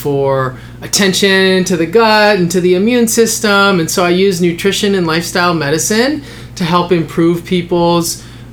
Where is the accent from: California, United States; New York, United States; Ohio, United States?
California, United States; Los Angeles; I grew up in Los Angeles